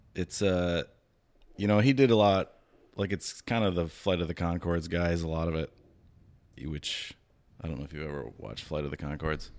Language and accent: English; Minnesota, United States; I'm a Minnesotan